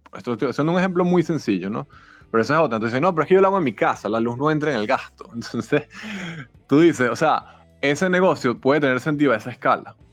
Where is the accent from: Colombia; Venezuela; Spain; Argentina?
Venezuela; Caracas, Capital District; moved away as an adult; now in Mexico City, Mexico; yo soy de Caracas, llegué hace tres meses